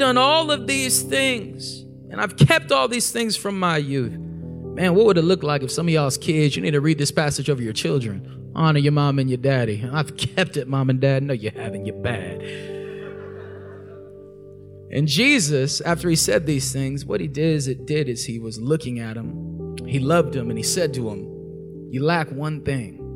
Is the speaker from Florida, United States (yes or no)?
no; Corona, California, United States; I'm from Southern California, from the Inland Empire, Corona, California